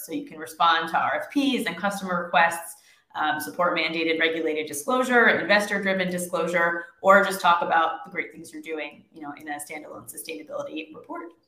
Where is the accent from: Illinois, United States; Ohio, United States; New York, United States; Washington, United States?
New York, United States; I am from New York and I live in New York